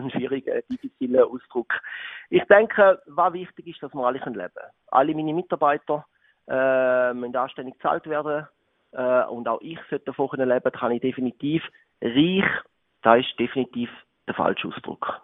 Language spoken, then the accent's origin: German; Switzerland; Ich bin aufgewachsen in der Gastronomie in Florlingen, in einem ja, sehr bekannten Restaurant, dort mal im Rital von meinen Eltern.